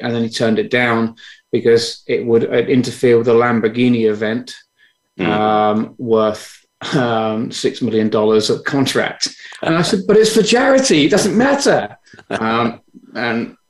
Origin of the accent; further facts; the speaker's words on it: London, United Kingdom; I was born in London, England.